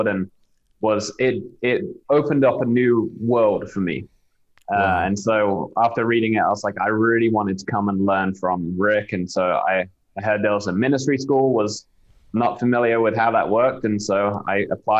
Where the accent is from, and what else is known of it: Southampton, South East England, United Kingdom; accent: British; moved away as an adult; now in United States